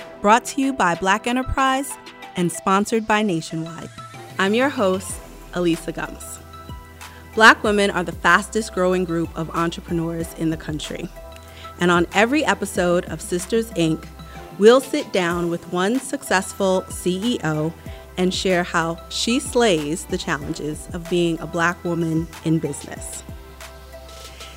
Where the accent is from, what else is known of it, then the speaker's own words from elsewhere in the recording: New York City, New York, United States; I'm also from Brooklyn